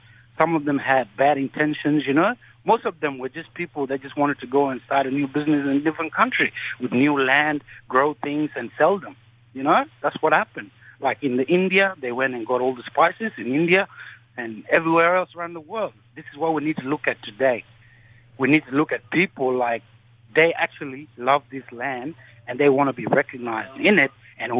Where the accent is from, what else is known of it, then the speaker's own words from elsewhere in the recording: South Sudan; now in Australia; I'm so proud to be an Australian citizen, man. I came from South Sudan, 2004.